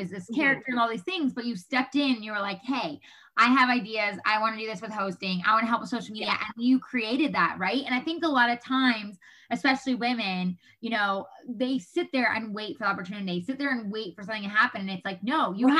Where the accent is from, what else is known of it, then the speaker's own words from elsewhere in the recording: New York, United States; moved away as an adult; now in Los Angeles, United States; we're from New York